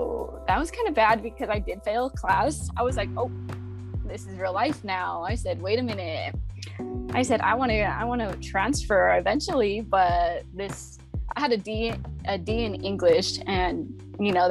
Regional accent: Stockton, California, United States; also born or lived in Monterey, California; I'm from Stockton, California. It's always super sunny, hot. Yeah, I don't enjoy it anymore. I'm like, I've been born and raised. I lived in one place my whole life

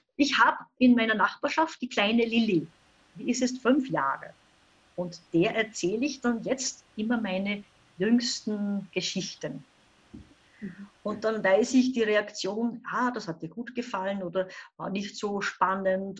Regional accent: Upper Austria, Austria; Ich komme aus Oberösterreich, wohne so ungefähr sieben Kilometer entfernt von der deutsch-bayerischen Grenze in Hurten, ganz ein kleiner Ort.

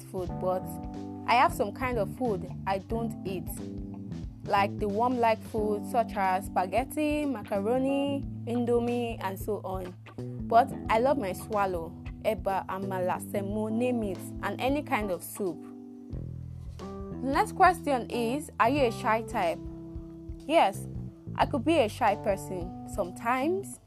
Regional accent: Rivers State, Nigeria; I am a born Nigerian from River State, but Akot precisely

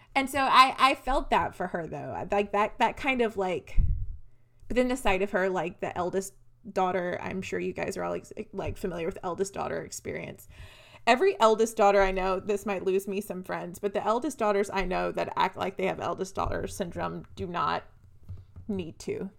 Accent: the South, United States; also born or lived in Nashville; we're from small towns, Renee and I. We're from the South

